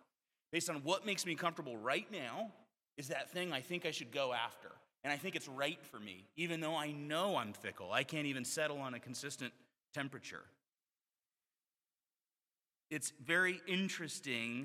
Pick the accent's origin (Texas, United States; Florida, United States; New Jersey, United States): Florida, United States; moved away; I grew up in Florida